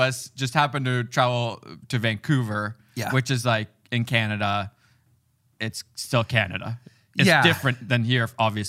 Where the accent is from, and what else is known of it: Finland; moved away